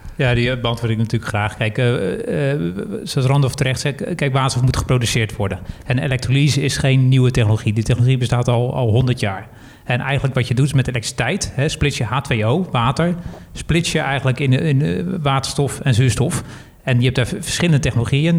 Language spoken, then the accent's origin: Dutch; Netherlands; als Nederlander